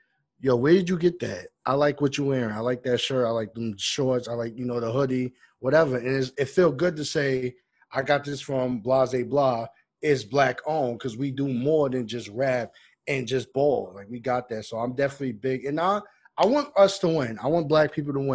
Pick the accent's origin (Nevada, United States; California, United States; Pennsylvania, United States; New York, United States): New York, United States; Roosevelt; I grew up in Roosevelt, Long Island.